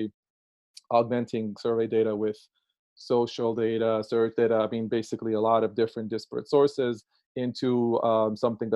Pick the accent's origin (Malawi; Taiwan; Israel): Israel; now in Brooklyn, United States; as you can detect by my accent, I'm originally Israeli.